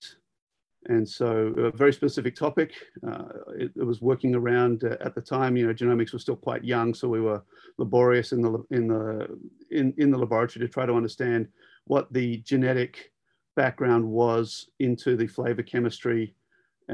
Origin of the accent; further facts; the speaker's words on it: Sydney, New South Wales, Australia; moved away as an adult; also born or lived in Davis, California, United States; I'm actually a city boy by trade. I was born in Sydney